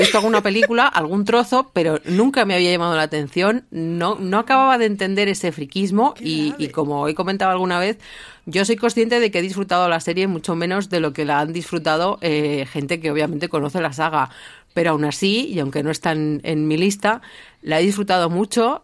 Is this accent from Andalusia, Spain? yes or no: no; Basque Country, Spain; yo como, como vasca